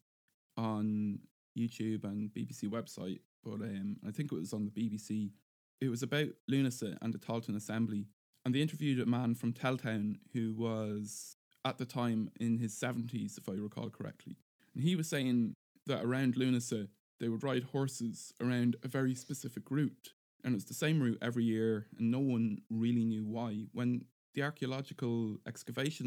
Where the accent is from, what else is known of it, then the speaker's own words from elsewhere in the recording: Navan, Leinster, Ireland; came from Navan, which is my hometown